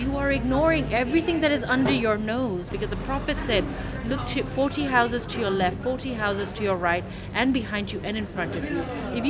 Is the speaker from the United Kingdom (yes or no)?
yes; United Kingdom; as a British Muslim community